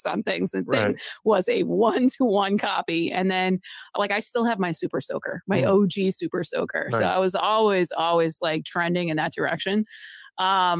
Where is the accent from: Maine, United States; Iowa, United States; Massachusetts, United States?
Massachusetts, United States; moved away; I'm actually someone who was born and raised in Massachusetts. So technically, I'm kind of back home